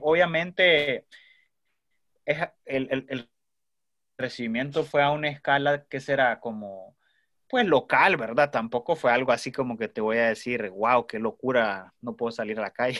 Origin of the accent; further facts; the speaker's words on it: Tegucigalpa, Francisco Morazán, Honduras; also born or lived in Mexico City, Mexico; me quedé viviendo un par de años allá, y regresé en el año 2016 a Tegus